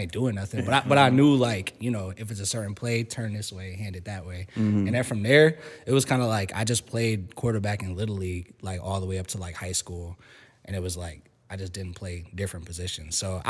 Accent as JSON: {"language": "English", "town": "Riverside", "country": "United States", "tie": "born or raised there", "said": "So I grew up in Riverside, mm-hmm. And my parents had me and my brothers playing like baseball and football"}